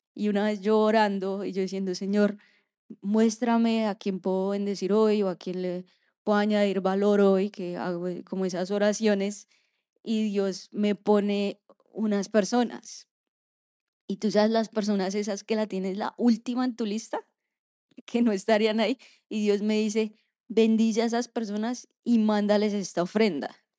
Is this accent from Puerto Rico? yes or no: no; Colombia; now in Orlando, United States; nosotros como colombianos